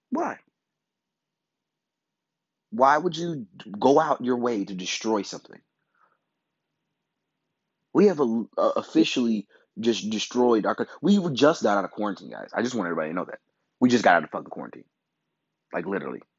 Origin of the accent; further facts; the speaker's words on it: Midwest, United States; As just as a Midwesterner to another Midwesterner, I feel for you.